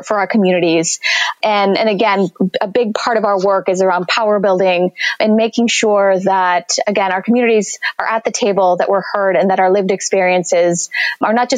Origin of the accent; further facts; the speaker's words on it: San Jose, California, United States; also born or lived in Mexico City, Mexico; I was born in Mexico City and I moved to California, to San Jose, California, specifically with my family when I was three